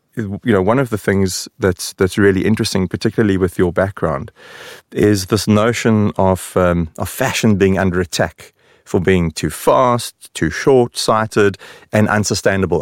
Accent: South Africa; now in Sweden; the South African in the room

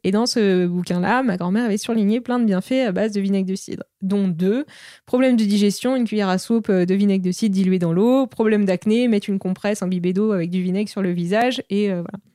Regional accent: Normandy, France; now in Paris, France; je suis originaire de Normandie

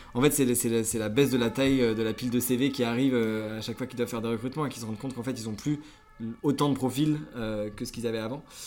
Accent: Concarneau, Brittany, France; moved away as an adult; also born or lived in Nantes / Toulouse; j'ai 26 ans, je viens de Concarneau, un petit port, enfin un petit port, un gros port en Bretagne. là où j'ai grandi

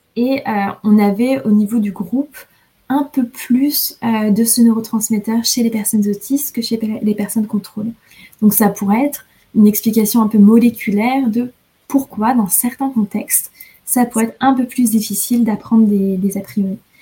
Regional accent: France; moved away; je suis française

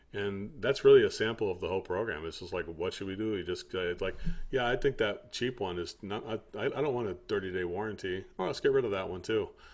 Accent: United States; I'm American

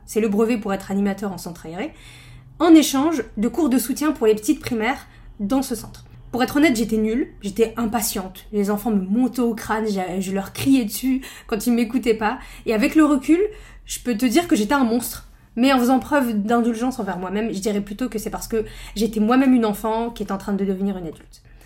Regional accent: northern France, France; je viens du nord de la France

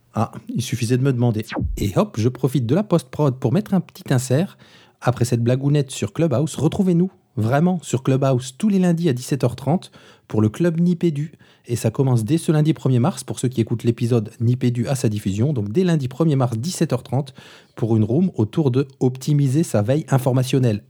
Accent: Moselle, Grand Est, France; comme on dit chez moi, du, côté de chez moi en Moselle

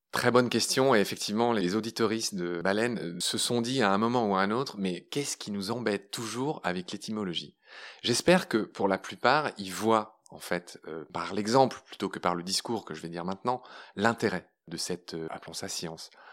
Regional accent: Pont-à-Mousson, Grand Est, France; also born or lived in Briey / Nancy / Latin America; J'ai grandi à Pont-à-Mousson

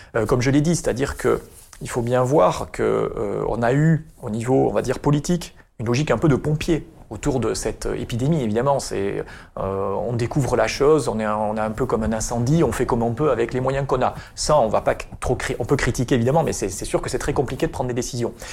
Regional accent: Basque Country, Nouvelle-Aquitaine, France; moved away as an adult; also born or lived in Paris; now in Bordeaux, France; je suis originaire du Pays Basque

